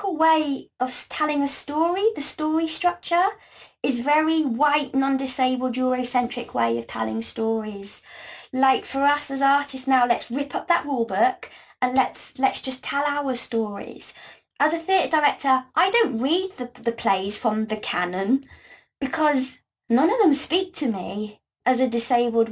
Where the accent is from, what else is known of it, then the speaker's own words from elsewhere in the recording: Gloucestershire, South West England, United Kingdom; I grew up in Gloucestershire